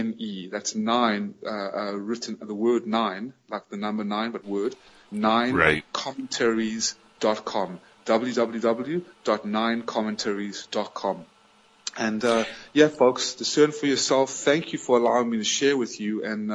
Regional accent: United States; moved away as an adult; also born or lived in South Africa / Atlanta, Georgia; now in Vietnam; I am an American citizen, born in South Africa, but raised in America.

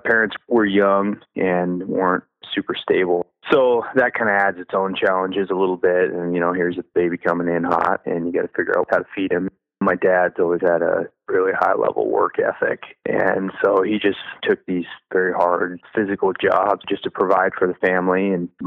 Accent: Camano Island, Washington, United States; also born or lived in Oregon; I grew up in Western Washington, where I live now, on Kamano Island

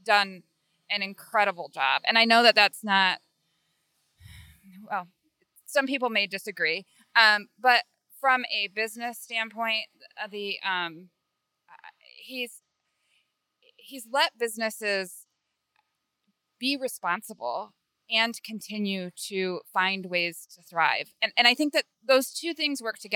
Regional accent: Michigan, United States; also born or lived in California; now in Fort Myers, United States; I grew up in Michigan.

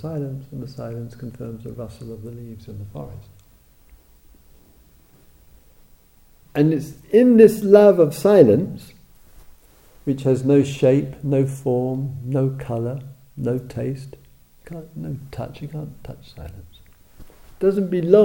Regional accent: England, United Kingdom; I'm an Englishman, German, etc.

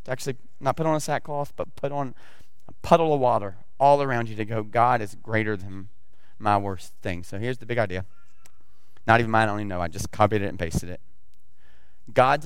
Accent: the South, United States; accent: southern; I got my southern accent coming

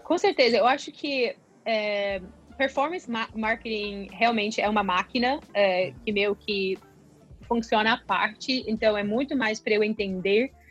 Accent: United States; Portuguese is a second language; moved away as an adult; also born or lived in São Paulo, Brazil; sendo americana.

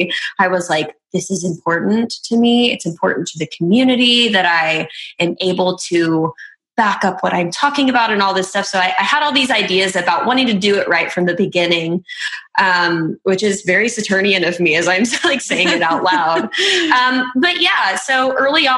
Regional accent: Oklahoma City, Oklahoma, United States; I'm from Oklahoma City, so I'm kind of located in this Midwest Bible Belt kind of area

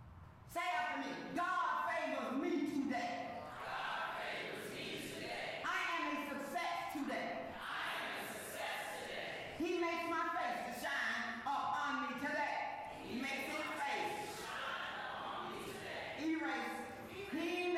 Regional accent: Compton, California, United States; I'm from Compton.

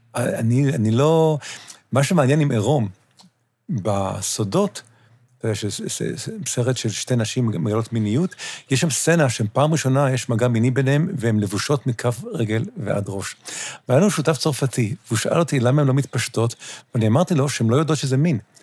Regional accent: New York, United States; now in Israel; אני גדלתי בניו יורק

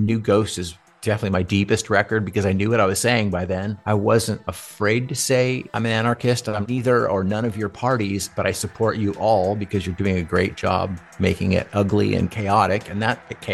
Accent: California, United States; also born or lived in Johnson City, New York / Redondo Beach / Newport Beach / Irvine; I was born in Johnson City, New York, and my parents moved to California when I was a kid. So I pretty much grew up in California

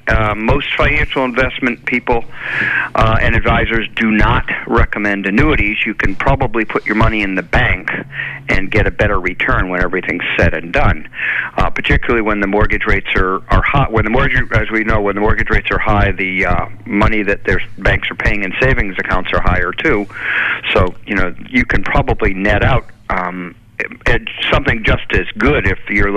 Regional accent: Chelmsford, Massachusetts, United States; moved away as an adult; now in Marshfield, United States; I grew up in Chelmsford, and I live in Marshfield.

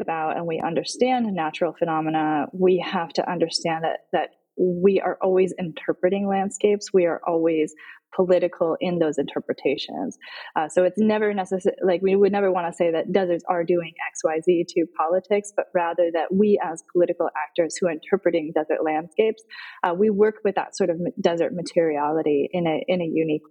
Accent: Arizona, United States; as somebody growing up in the desert southwest, I grew up in Arizona

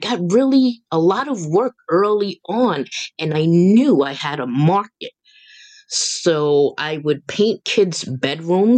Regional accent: New York City, New York, United States; I'm from the South Bronx

